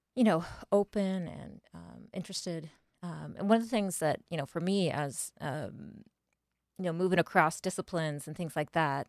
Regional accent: northeastern Indiana, United States; now in Wilmington, United States; I am from a small town in Indiana, actually, from northeastern Indiana.

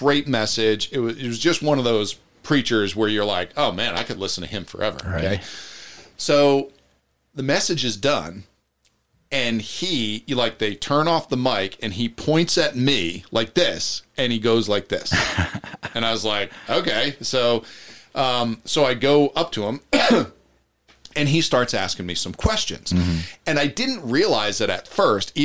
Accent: New Jersey, United States; moved away; I went back to New Jersey to visit my family

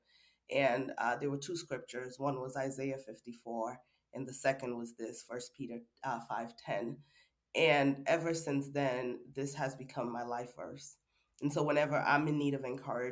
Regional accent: Sierra Leone; also born or lived in Washington, D.C., United States; now in Baltimore, United States; I am originally from Sierra Leone, a small country in West Africa. I currently live in Baltimore, Maryland

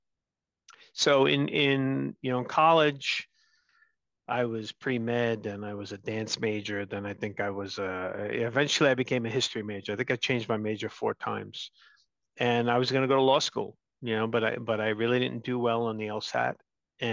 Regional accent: New York City, New York, United States; also born or lived in Long Island, New York; I'm one of seven kids born and raised in Brooklyn, New York

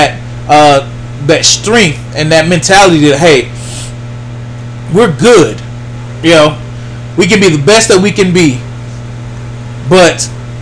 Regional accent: Pittsburg, Texas, United States; me being a from Pittsburgh, you know, it's my hometown

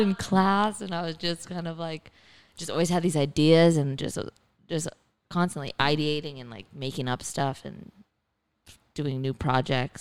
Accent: Kingwood, Texas, United States; also born or lived in New Orleans, Louisiana; I was born in New Orleans, but grew up in Kingwood, which is near Houston

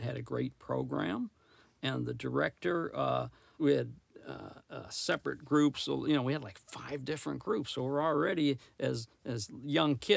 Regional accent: Detroit, Michigan, United States; also born or lived in Lansing, Michigan; I was from Detroit area

